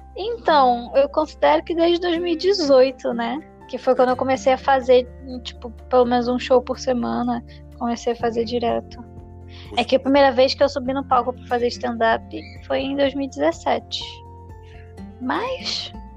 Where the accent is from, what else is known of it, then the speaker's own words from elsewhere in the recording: Niterói, Rio de Janeiro, Brazil; Eu sou carioca de Niterói.